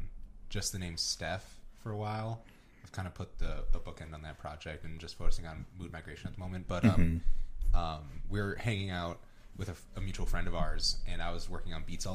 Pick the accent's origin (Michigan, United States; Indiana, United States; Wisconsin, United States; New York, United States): Wisconsin, United States; Oconomowoc; also born or lived in Brookfield, Wisconsin / Milwaukee, Wisconsin; I'm from Oconomowoc originally. So okay. I grew up there. And then during middle school and high school, I was in Brookfield.